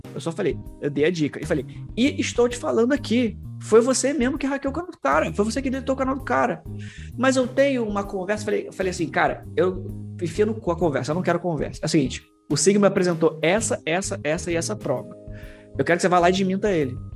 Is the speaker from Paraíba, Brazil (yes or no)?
no; Rio de Janeiro, Brazil; Aqui no Rio de Janeiro